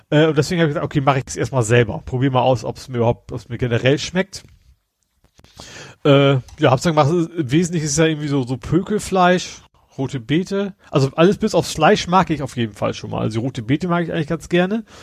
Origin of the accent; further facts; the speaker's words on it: Hamburg, Germany; als Hamburger muss man angeblich Lapskaus mal gegessen haben. Und ich hab's ja nie gegessen